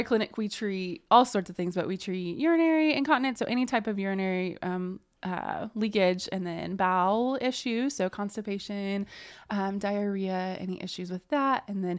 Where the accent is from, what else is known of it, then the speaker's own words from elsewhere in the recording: Indiana, United States; now in Muncie, United States; So I grew up in Jay County and then went to undergrad and grad school at University of Evansville.